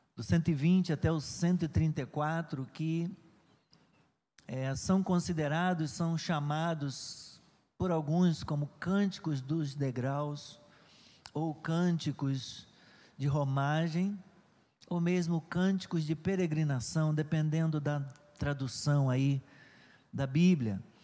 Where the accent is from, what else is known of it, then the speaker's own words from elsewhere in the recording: Nova Iguaçu, Rio de Janeiro, Brazil; já morava aqui em Nova Iguaçu, sempre eu né, nasci ali em Santa Eugênia